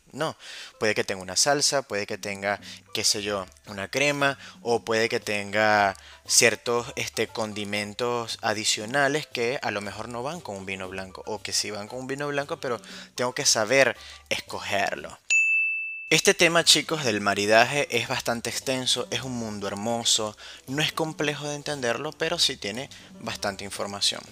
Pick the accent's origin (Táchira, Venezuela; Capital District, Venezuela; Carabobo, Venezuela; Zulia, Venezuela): Capital District, Venezuela; Caracas; now in Argentina; soy de Caracas, soy de Venezuela, por si no lo sabían, no, no soy porteño